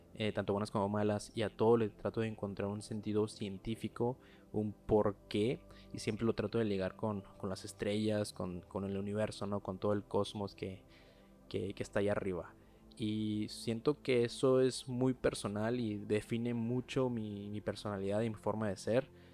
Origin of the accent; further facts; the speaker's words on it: Mexico; soy mexicano